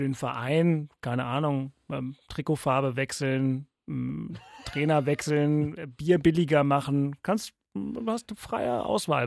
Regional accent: Berlin, Germany; ich bin gebürtiger Westberliner

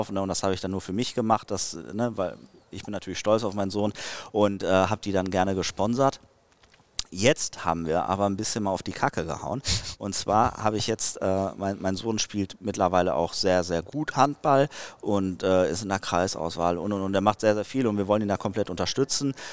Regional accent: Dortmund, North Rhine-Westphalia, Germany; born there; Ich bin in Dortmund geboren, ich bin BVB-Fan.

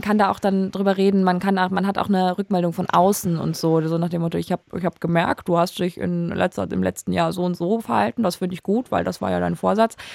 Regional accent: Saarland, Germany; now in Berlin, Germany; Komm ja ursprünglich aus dem Saarland.

